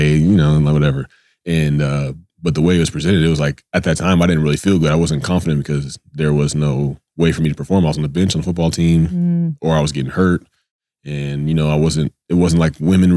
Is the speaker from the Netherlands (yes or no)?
no; Georgia, United States; growing up in Georgia and being in the South